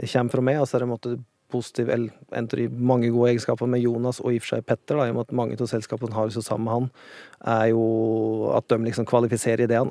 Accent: Otta, Innlandet, Norway; accent: Otta dialect; moved away as an adult; also born or lived in Oslo / Vågå / Spain / Los Angeles; Otta, der jeg kommer fra

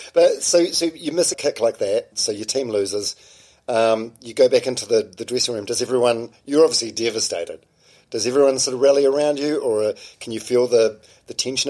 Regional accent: Palmerston North, Manawatū-Whanganui, New Zealand; I'm from Palmerst North

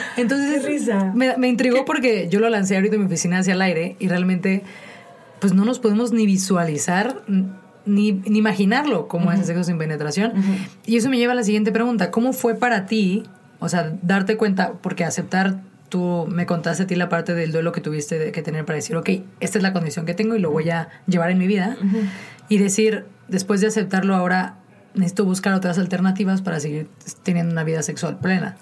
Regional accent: Mazatlán, Sinaloa, Mexico; yo soy de Mazatlán

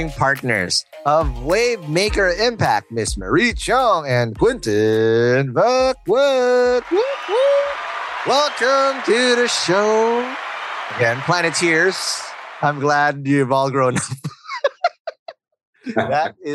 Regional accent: Philippines; I'm obviously Filipino

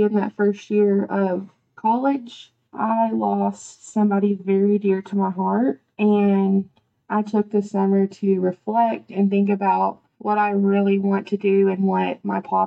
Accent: Archer City, Texas, United States; I went back to my hometown and I taught at Archer City

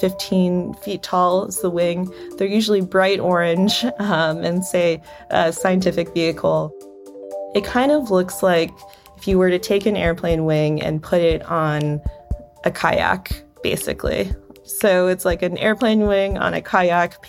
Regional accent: South Florida, United States; Growing up in South Florida

